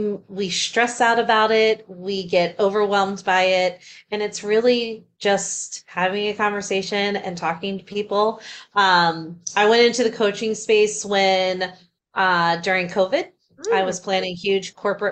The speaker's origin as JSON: {"language": "English", "town": "Ashburn", "region": "Virginia", "country": "United States", "said": "Yeah, so I am from Ashburn, Virginia. It's about 45 minutes southwest out of DC. So I'm East Coaster."}